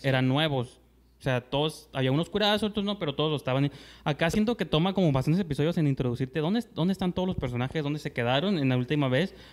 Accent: Mexico; como mexicano nunca tuve un prom

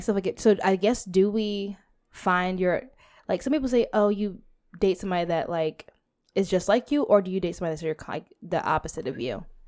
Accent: United States; I'm American and African American

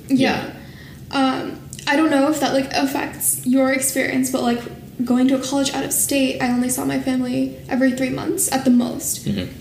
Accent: Bay Area, California, United States; moved away as an adult; also born or lived in Washington State; now in Washington, D.C., United States; growing up in the Bay Area

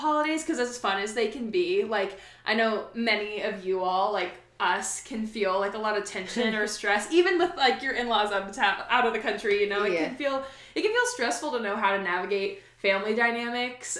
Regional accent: Oregon, United States; moved away as an adult; also born or lived in Arizona; I grew up in Oregon

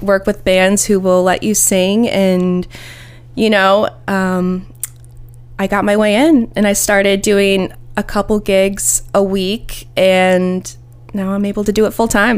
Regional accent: Ohio, United States; moved away as an adult; now in Nashville, United States; I'm from Ohio and I, I love Ohio and I'm an Ohio girl

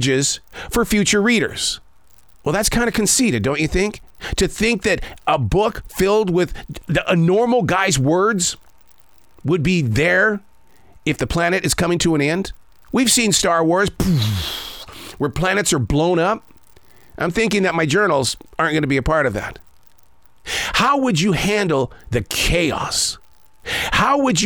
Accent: Billings, Montana, United States; moved away; I grew up in Billings, Montana.

